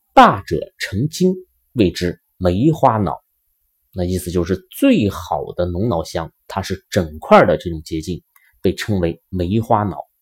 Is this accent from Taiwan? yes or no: no; China; 我们中国人